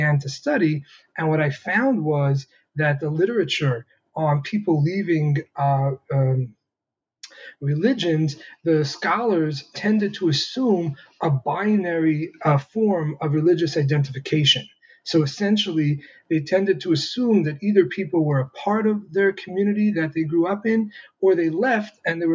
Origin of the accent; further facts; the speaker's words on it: New York City, New York, United States; I grew up Lubavitch in the Hasidic community in Crown Heights, Brooklyn